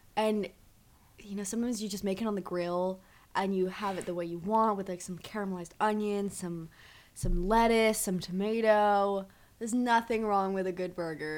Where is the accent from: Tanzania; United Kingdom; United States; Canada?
United States; San Francisco, California; from San Francisco, California